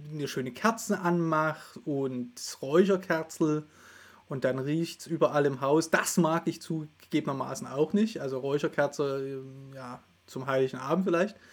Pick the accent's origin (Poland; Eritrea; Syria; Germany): Germany; Saxony; Ich komme ja aus Sachsen, wir wissen, wie Weihnachten gefeiert wird.